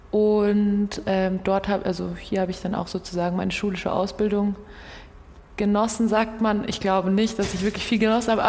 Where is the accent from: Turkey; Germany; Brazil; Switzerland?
Brazil; born there; ich bin 94 in Brasilien geboren.